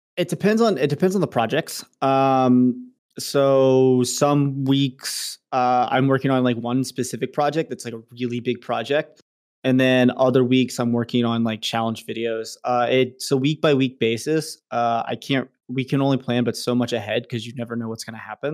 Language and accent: English; Richmond, United States; my hometown in Richmond